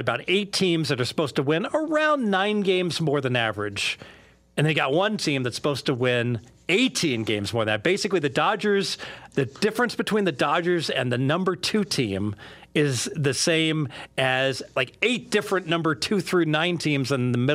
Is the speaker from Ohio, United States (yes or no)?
yes; Cincinnati, Ohio, United States; When I was growing up in Cincinnati